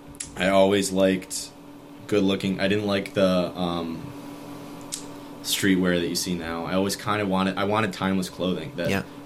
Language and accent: English; Fayetteville, New York, United States; Fayetteville, New York. {S2} Okay. {S1} With my parents. And we actually lived in Manlius in Casanova. Went to Manlius, then ended up staying in Fayetteville. Went to high school in Jamesville.